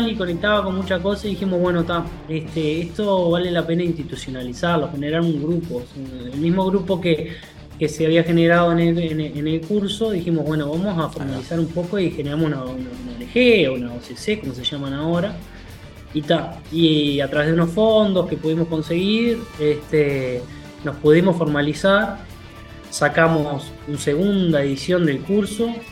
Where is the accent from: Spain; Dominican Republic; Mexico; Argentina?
Argentina; Rosario, Santa Fe; yo me vine a vivir a Nueva hace unos años, yo soy rosarino